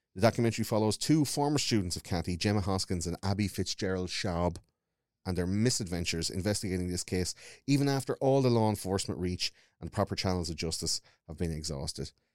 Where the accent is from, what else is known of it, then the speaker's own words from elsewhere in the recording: Wexford, Leinster, Ireland; I grew up in Wexford